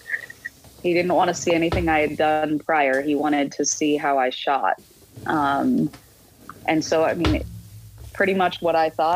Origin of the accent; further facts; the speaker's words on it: Boston, Massachusetts, United States; moved away; also born or lived in Miami; I grew up in Boston and we were huge sports fans